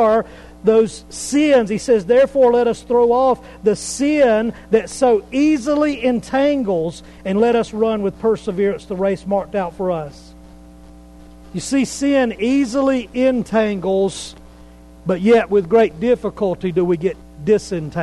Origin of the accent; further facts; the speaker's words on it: Pickens County, South Carolina, United States; I'm from South Carolina. Been in Pickens County most of my life